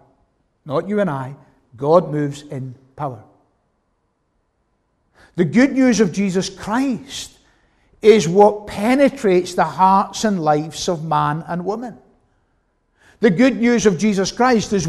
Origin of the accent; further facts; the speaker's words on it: Glasgow, Scotland, United Kingdom; growing up in the West End of Glasgow, as I did.